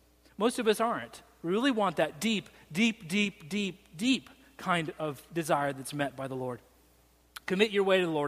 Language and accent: English; Salt Lake City, Utah, United States; now in Central Coast, United States; I grew up in Salt Lake City, Utah